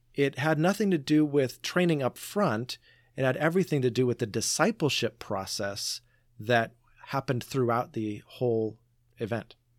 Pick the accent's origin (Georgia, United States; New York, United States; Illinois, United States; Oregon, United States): Oregon, United States; Portland; I grew up in Portland